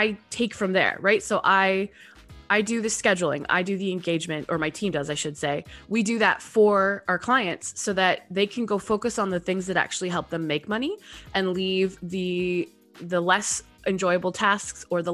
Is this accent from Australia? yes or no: no; Canada; moved away as an adult; also born or lived in Texas, United States; I am a Canadian living just outside of Toronto, Canada. I spent 10 years in Texas, moved home during the pandemic